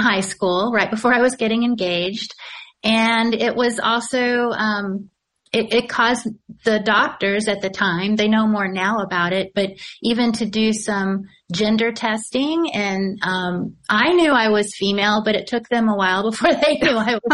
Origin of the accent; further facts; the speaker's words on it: Louisiana, Missouri, United States; I grew up in a little town called Louisiana, Missouri.